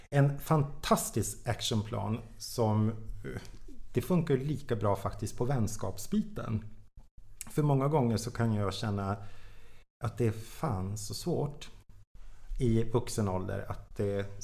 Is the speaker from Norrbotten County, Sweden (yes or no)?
yes; Jokkmokk, Norrbotten County, Sweden; now in Stockholm, Sweden; Det var precis samma sak när jag flyttade från Jokkmokk till Stockholm. Jag kände typ ingen människa